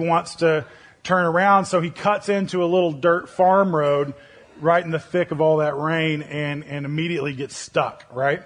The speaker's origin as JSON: {"language": "English", "region": "Oklahoma", "country": "United States", "tie": "born or raised there", "moved": "yes", "said": "Now I'm from Oklahoma. And so that's where I grew up"}